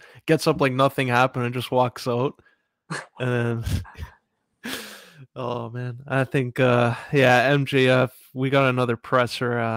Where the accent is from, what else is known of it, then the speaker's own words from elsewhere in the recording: Canada; as a Canadian